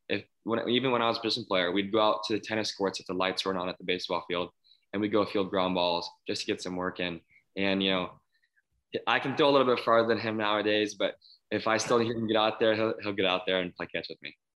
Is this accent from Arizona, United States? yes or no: yes; Phoenix, Arizona, United States; growing up in Phoenix